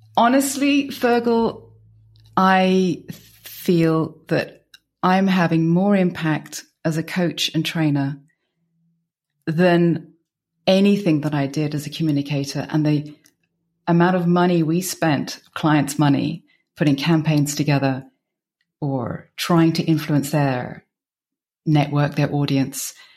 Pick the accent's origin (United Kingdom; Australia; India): United Kingdom; moved away as an adult; also born or lived in Belgium; now in Bierges, Belgium; I'm British, and I've been in Belgium for twenty-one years